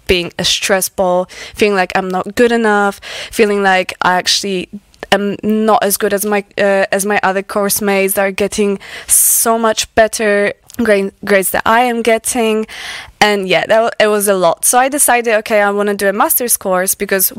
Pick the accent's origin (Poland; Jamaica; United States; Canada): Poland; English is a second language; moved away as an adult; also born or lived in Aberystwyth, Wales; now in Wales, United Kingdom; I am originally from Poland. So I moved here when I was 19